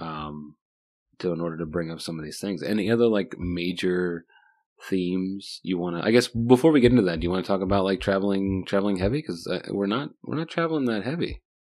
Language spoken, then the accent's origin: English; Virginia, United States; I'm, I'm from Virginia